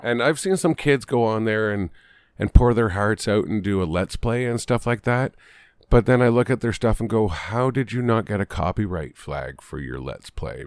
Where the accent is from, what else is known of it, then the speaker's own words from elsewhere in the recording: Canada; we're Canadian.